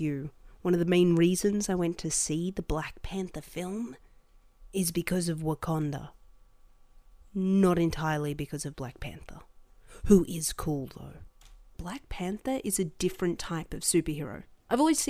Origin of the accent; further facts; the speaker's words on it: Australia; as an Australian